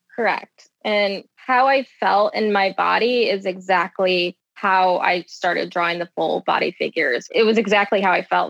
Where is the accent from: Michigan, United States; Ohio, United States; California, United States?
Michigan, United States; Both my parents they met at a GM factory because I'm from Michigan. So um, everyone in my family, all my aunts and uncles, all worked at either Ford or GM.